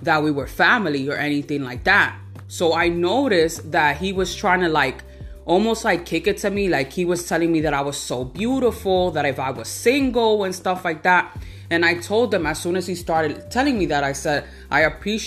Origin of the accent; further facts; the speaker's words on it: United States; I was born here in the United States